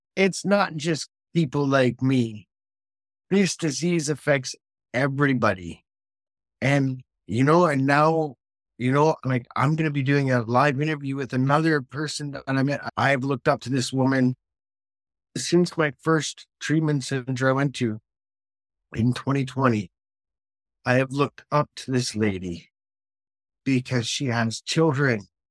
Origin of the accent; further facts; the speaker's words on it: Canada; now in United Kingdom; everything I'm doing in the United Kingdom as the Canadian guy